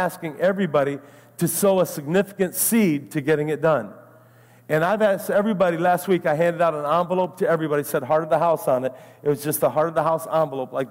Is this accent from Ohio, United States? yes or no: yes; Ohio, United States; now in Naples, United States; I'm from Ohio